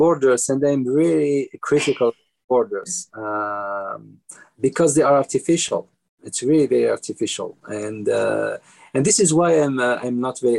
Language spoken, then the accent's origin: English; Algiers, Algiers Province, Algeria; first language Kabyle Berber; English is a second language; moved away as an adult; also born or lived in Rome, Italy; I was born in Algeria into a Berber Kabyle family, and I was born in Algiers, so I lived as minority.